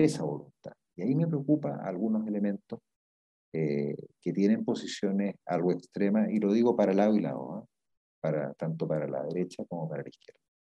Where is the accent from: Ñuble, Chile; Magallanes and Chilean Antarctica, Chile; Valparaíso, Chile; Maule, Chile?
Valparaíso, Chile; Viña del Mar; yo nací en, en Viña del Mar, eh, y he vivido toda mi vida en Viña del Mar